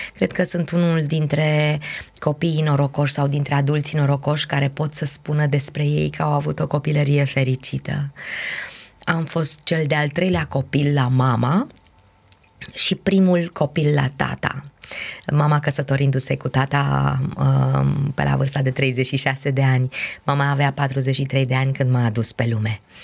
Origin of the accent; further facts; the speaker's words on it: Brașov, Brașov County, Romania; moved away as an adult; sunt brașoveancă, după cum bine știi, și am locuit destul de aproape de o cale ferată.